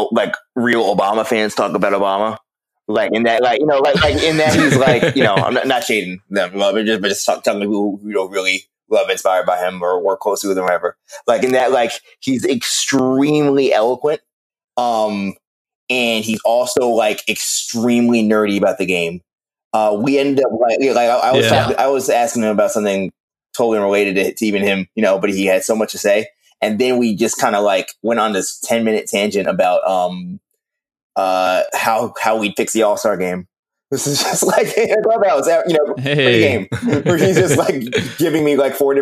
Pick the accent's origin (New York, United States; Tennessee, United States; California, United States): New York, United States; New York City; I grew up in Queens